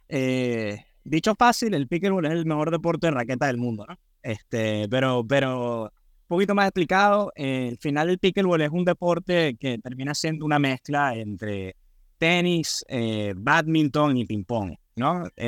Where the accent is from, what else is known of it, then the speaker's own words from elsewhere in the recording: Venezuela; yo soy venezolano